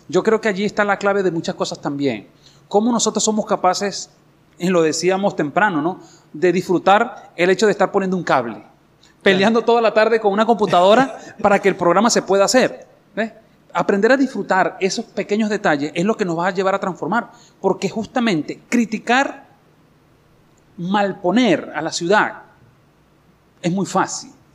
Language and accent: Spanish; Guanare, Portuguesa, Venezuela; soy de Guanare.